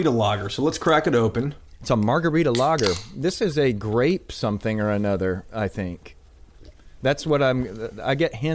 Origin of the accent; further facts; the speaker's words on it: Galveston, Texas, United States; born there; you know I have to be partial to it because I was born in Galveston